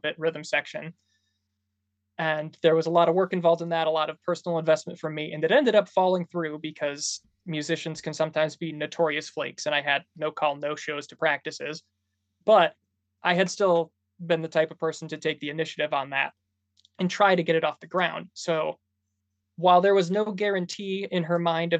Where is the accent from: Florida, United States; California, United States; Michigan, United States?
Michigan, United States; Bay City; now in Lansing, United States; I'm from Bay City originally